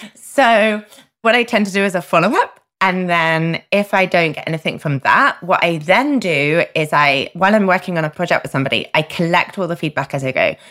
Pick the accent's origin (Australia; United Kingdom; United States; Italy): United Kingdom; I'm a Brit